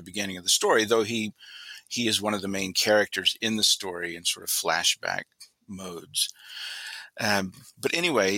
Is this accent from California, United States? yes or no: no; Walnut, North Carolina, United States; 3 or 4 miles from where I grew up in Walnut